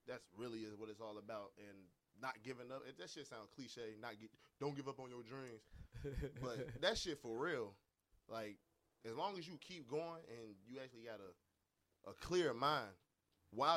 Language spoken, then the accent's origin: English; Chicago, Illinois, United States; moved away as an adult; now in Los Angeles, United States; I'm from Chicago, Illinois.